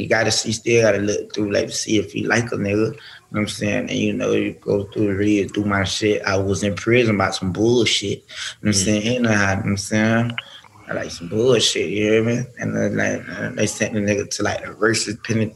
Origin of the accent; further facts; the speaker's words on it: Pompano Beach, Florida, United States; I'm from Pompano